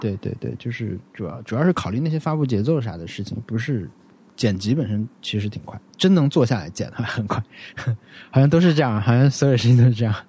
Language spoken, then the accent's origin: Chinese; an autonomous prefecture in Yunnan, China; moved away; 他们有一个播客品牌就去了我老家， 就是我们在那个， 那个州